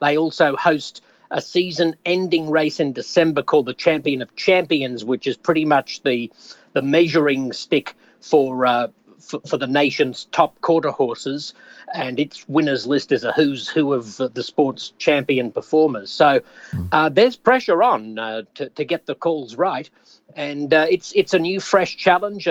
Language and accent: English; Australia; accent: Aussie; moved away as an adult; now in United States; I still feel Australian, even though I've now lived more than half of my life in the United States